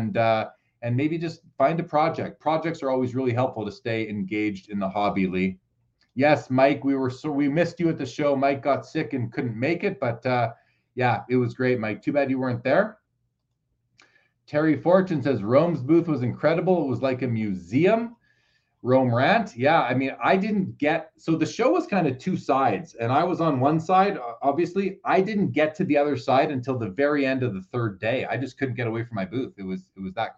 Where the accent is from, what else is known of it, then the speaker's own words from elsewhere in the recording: Winnipeg, Manitoba, Canada; moved away; I'm from Winnipeg originally